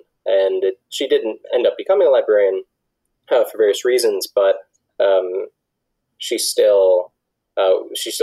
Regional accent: Detroit, Michigan, United States; I'm from Metro Detroit, a very small suburb, and that's also where I grew up. You know, I spent my whole life in the same house

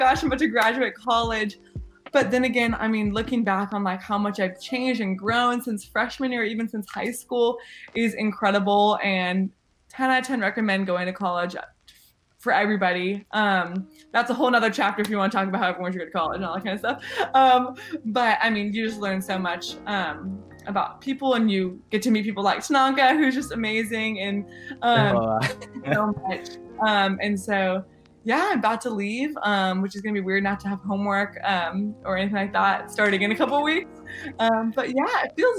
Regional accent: La Verne, California, United States; moved away as an adult; now in Waco, United States; I'm from Laverne, California, which is around Pasadena, Los Angeles area

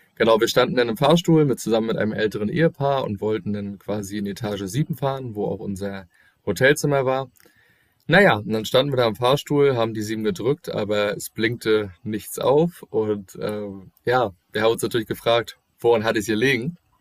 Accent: Germany; bei uns in Deutschland

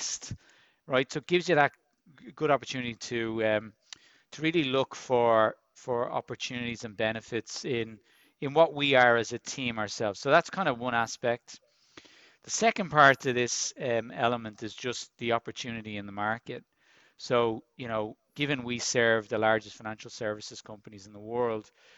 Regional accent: Dublin, Leinster, Ireland; I grew up in Finglas in Dublin, very much a working class area

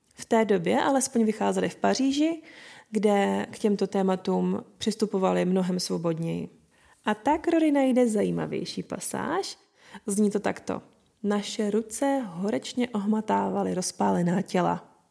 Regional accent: Moravia, Czechia; u nás na Moravě

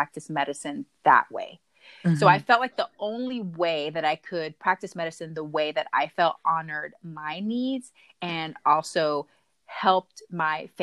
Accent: Huntsville, Texas, United States; So I grew up both in Texas, a small town called Huntsville, which is about 45 minutes north of Houston, Texas. But I would spend every summer in Panama.

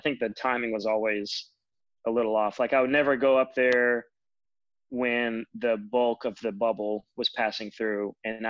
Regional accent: Richlands, Virginia, United States; because Roanoke was only about a 2-hour drive, I guess, from my hometown in Richlands.

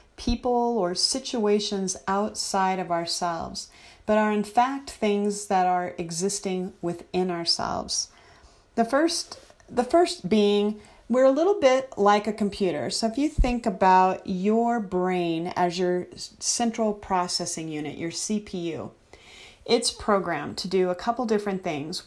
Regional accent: United States; as American citizens

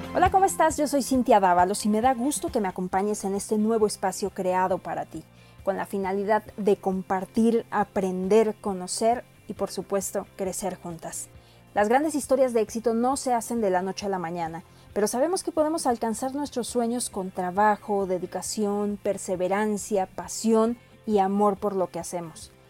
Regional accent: Mexico; Soy orgullosamente mexicana

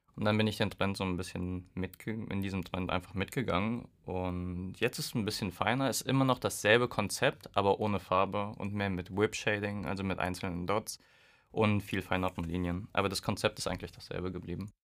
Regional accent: Hesse, Germany; now in Würzburg, Germany; ich komme aus Hessen

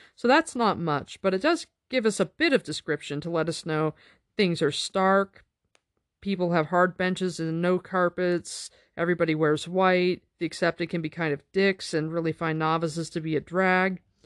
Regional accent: United States

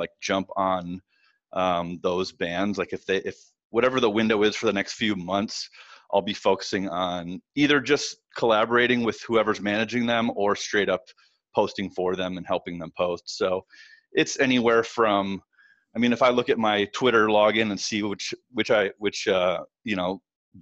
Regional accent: Northern Michigan, United States; moved away as an adult; also born or lived in Detroit, Michigan / Ypsilanti, Michigan; I'm from Northern Michigan. I started playing in local bands, as a teenager. I graduated high school in 1999 and immediately moved from the small town I was in Northern Michigan to Detroit

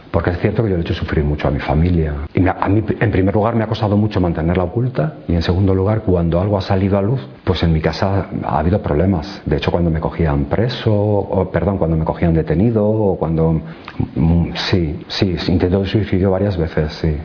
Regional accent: Alcalá de Henares, Community of Madrid, Spain; nací en el centro de Alcalá de Henares

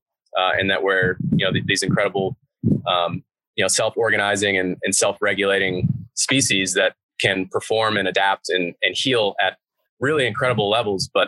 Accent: Newton, Massachusetts, United States; now in Hayward, United States; I grew up in Boston. Just outside of Boston, a town called Newton

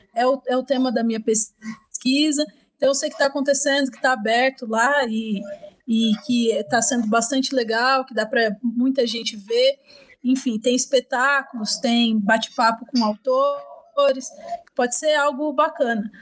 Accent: Itaquaquecetuba, São Paulo, Brazil; Eu fui criada em Itacoaxetuba, que é extremo leste de São Paulo.

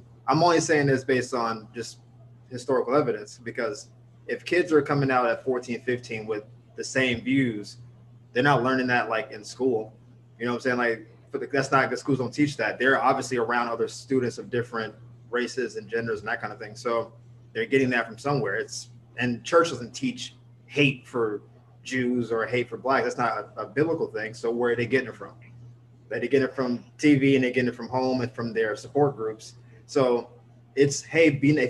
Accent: North Florida, United States; I'm from like North Florida

